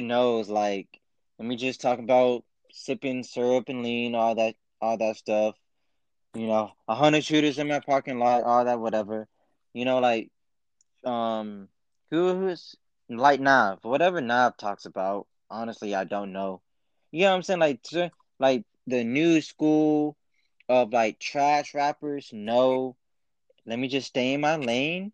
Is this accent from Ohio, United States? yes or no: yes; Columbus, Ohio, United States; I was born in Columbus, Ohio